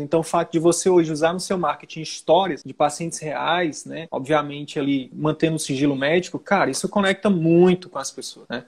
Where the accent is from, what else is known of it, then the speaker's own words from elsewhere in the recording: Northeast Region, Brazil; eu sou nordestino